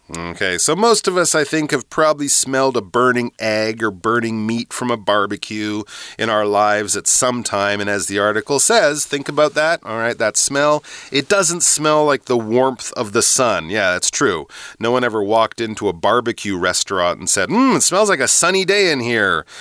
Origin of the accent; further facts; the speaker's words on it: Canada; moved away; also born or lived in England; growing up in Canada, and actually when I lived in England too